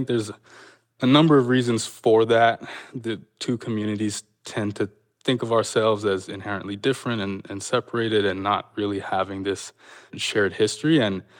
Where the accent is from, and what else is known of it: Canada; born or raised there